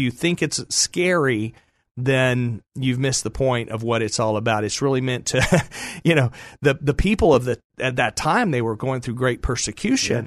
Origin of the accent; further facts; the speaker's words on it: Dallas, Texas, United States; I grew up in the Dallas area